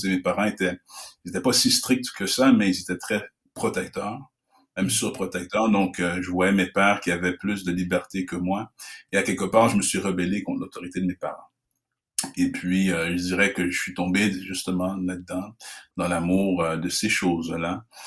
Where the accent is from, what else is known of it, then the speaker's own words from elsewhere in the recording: Canada; je suis d'origine haïtienne, je suis né au Canada dans une famille haïtienne